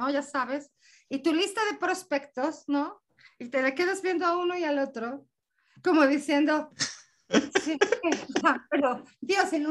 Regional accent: Mexico; El, el, acento que tengo, que déjame decirte que soy mexicana, este acento raro que tengo

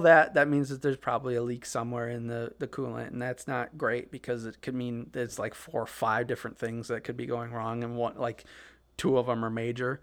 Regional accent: Midwest, United States; we're from the Midwest

